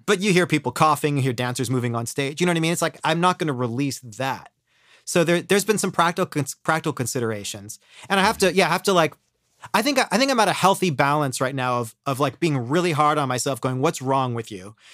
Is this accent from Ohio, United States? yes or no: yes; Ohio, United States; moved away as an adult; now in New York, United States; I grew up in Ohio